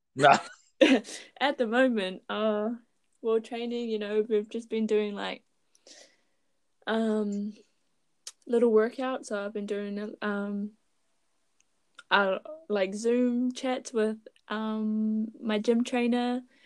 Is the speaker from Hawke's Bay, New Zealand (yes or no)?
no; Raglan, Waikato, New Zealand; I am from Raglan. It is a small town near Hamilton.